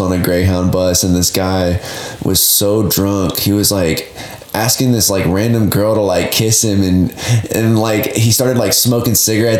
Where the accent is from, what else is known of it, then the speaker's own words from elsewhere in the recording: Hilton Head Island, South Carolina, United States; moved away as an adult; also born or lived in California / Colorado; now in Portland, United States; I'm actually from South Carolina, Hilton Head Island.